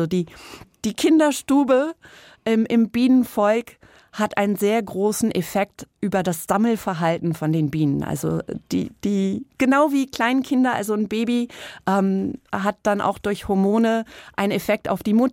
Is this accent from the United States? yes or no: yes; East Coast, United States; also auf der Ostküste in den USA aufgewachsen und wir sind dann öfters immer nach Rhode Island hochgefahren.